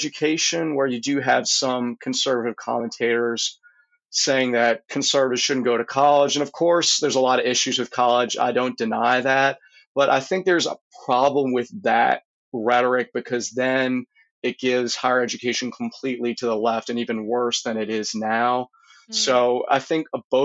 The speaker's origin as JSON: {"language": "English", "region": "Louisiana", "country": "United States", "tie": "born or raised there", "also_born_or_lived": "Texas", "said": "I really do love my home state"}